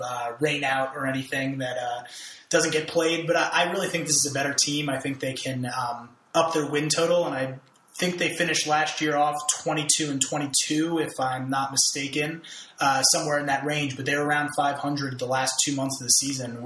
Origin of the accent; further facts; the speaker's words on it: Connecticut, United States; I'm an East Coast guy. I grew up in the Connecticut area